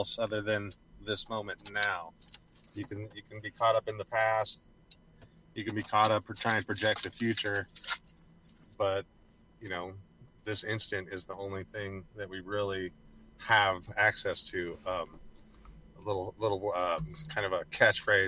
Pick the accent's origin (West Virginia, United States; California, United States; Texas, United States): California, United States; Central Coast of; also born or lived in Santa Barbara / Washington / Oregon; I am originally from the Central Coast of California